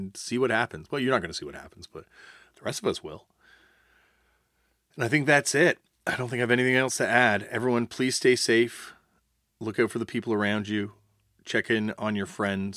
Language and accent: English; Canada; I'm not just talking as a Canadian looking at America. I'm talking about a Canadian looking at Canada.